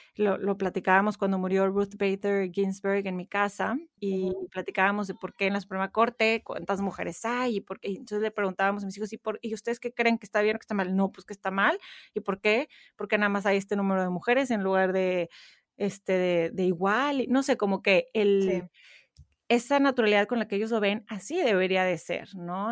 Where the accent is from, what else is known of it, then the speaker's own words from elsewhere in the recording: Monterrey, Nuevo León, Mexico; moved away as an adult; now in Houston, United States; crecí en Monterrey, México